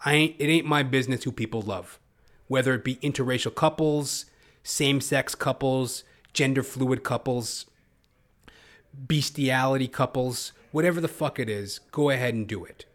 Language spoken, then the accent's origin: English; Toronto, Ontario, Canada; I'm hailing out of Toronto, Canada. You know, I am a Canadian